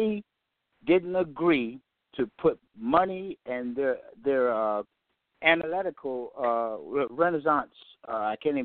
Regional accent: Yorktown, Virginia, United States; because I'm from the South. I'm from Yorktown, Virginia

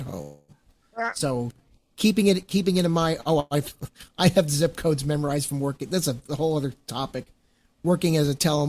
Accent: Baltimore County, Maryland, United States; my hometown, Baltimore County, Maryland.

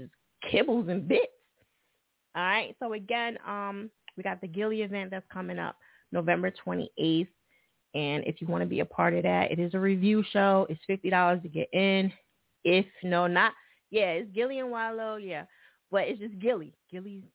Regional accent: New Jersey, United States; Jersey right next to that, so, you know, that's where I'm from.

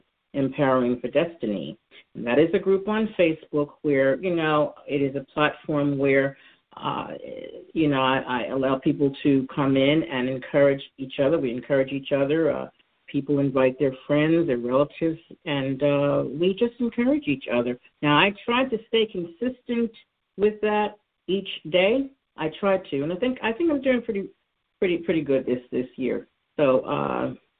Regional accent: New York City, New York, United States; moved away as an adult; now in Philadelphia, United States; I'm originally from New York. I was born and raised there

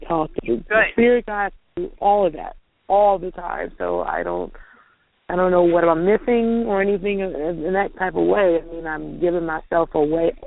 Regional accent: Louisiana, United States; I'm from Louisiana.

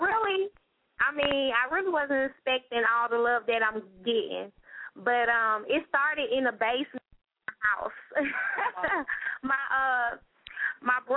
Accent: Los Angeles, California, United States; now in Georgia, United States; I'm originally from Los Angeles, California, but I reside in Georgia for over, I say, 10 years.

